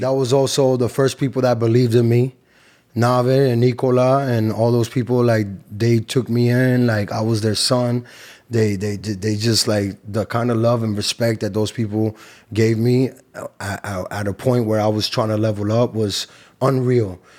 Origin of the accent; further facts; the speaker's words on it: New York City, New York, United States; moved away as an adult; also born or lived in Cali, Colombia (family); now in Miami, United States; From Queens, New York. Flush in Queens, New York. My family is from Cali, Colombia